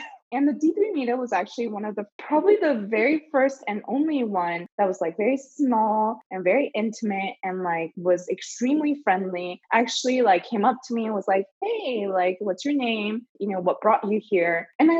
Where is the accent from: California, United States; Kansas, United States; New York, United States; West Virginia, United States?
California, United States; also born or lived in Philippines / China / Japan; So I was born in the Philippines. My parents are Chinese. So lived in China for 2 years, Japan for 6 years. And then I moved to the US when I was 10. Settled in Southern California